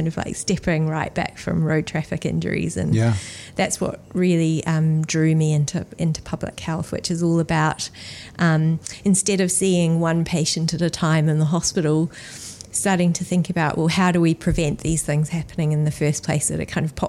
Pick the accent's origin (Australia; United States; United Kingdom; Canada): Australia; now in New Zealand; I am Australian, and then I came to New Zealand and went to medical school here